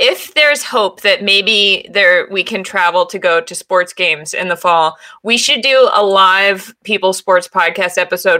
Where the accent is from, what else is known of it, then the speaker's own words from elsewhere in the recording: Boston, Massachusetts, United States; my family is all from the New York area, but I grew up in Boston